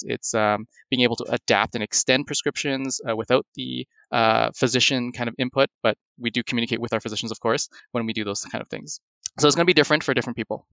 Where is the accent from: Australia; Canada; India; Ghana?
Canada; Toronto, Ontario; also born or lived in Hamilton, Canada; am born and raised in Toronto, in Canada